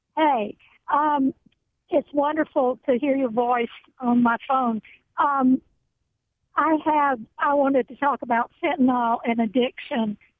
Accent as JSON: {"language": "English", "town": "Chicago", "region": "Illinois", "country": "United States", "moved": "yes", "lives_now": "Georgia, United States", "said": "We're we're from Chicago"}